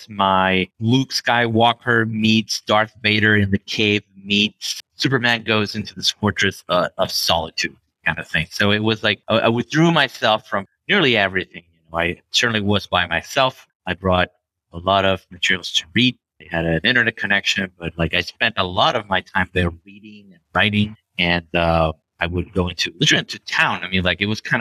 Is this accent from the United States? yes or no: no; Venezuela; moved away; back in Venezuela, my home country where I was born.